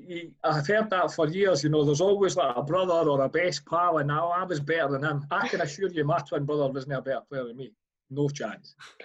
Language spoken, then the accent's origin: English; Bonnyrigg, Scotland, United Kingdom; Now I was kind of brought up in Bonnyrigg when it was a lot smaller, and you kind of knew everybody in the town at that time. I got brought up in a sort of the council estate, Eldon Dean Terrace, just up from last week primary school.